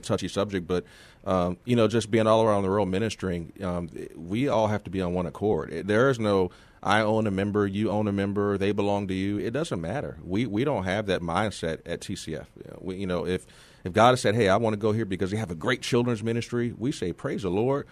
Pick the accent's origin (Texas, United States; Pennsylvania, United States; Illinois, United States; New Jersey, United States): Texas, United States; San Antonio; moved away as an adult; I'm from here originally. I'm from San Antonio. I'm a graduate of Justin High School.